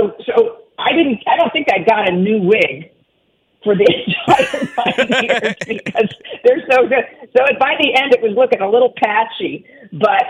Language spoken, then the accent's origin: English; Cleveland, Ohio, United States; my mom died really suddenly when I was 12, and this is like in the 70s in Cleveland